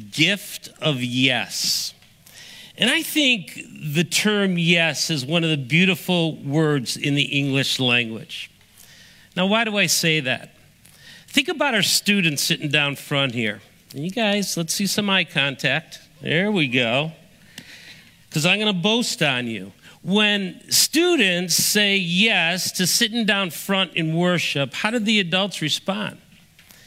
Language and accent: English; Cincinnati, Ohio, United States; I came from Cincinnati